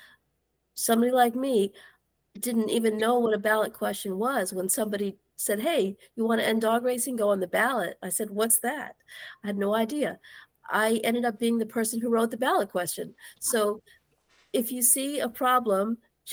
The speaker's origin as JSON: {"language": "English", "region": "New Jersey", "country": "United States", "said": "I'm from New Jersey"}